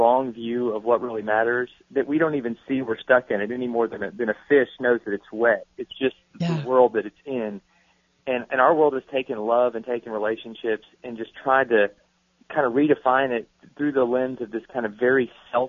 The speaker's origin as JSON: {"language": "English", "region": "Kentucky", "country": "United States", "tie": "born or raised there", "moved": "yes", "lives_now": "Georgia, United States", "said": "I'm not originally from Georgia. I grew up in Kentucky"}